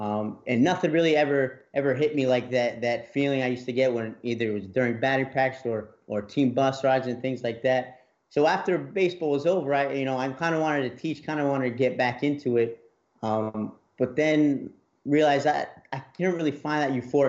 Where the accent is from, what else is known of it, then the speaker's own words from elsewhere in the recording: New Jersey, United States; moved away as an adult; now in Mississippi, United States; I'm from New Jersey, so moving down here in Mississippi was a big leap, leaving home